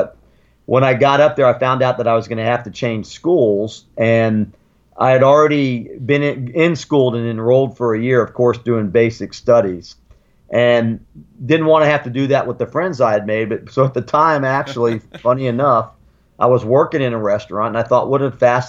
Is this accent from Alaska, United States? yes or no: no; Sarasota, Florida, United States; also born or lived in Germany; I grew up in Florida. I was an Army brat. I was born in Germany. My dad was a U.S. Army officer. One of my sisters was born over there, and then I had another sister and a brother born in the States. We were raised in Florida, went to public schools here